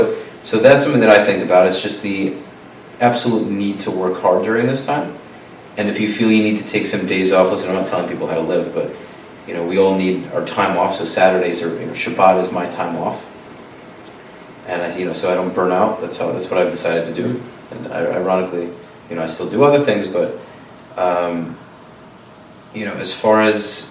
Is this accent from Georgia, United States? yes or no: no; New York, United States